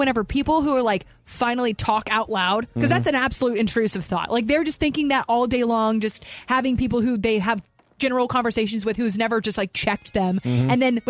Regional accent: Kentucky, United States; Growing up in Kentucky

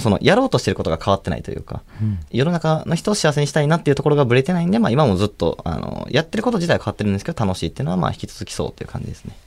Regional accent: Kansai, Japan; also born or lived in Osaka; 関西から来たんですけど

